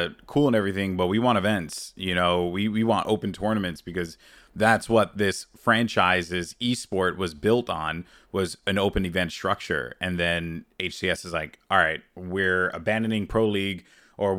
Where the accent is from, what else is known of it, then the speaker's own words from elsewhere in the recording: New York City, New York, United States; I was born and raised in the Bronx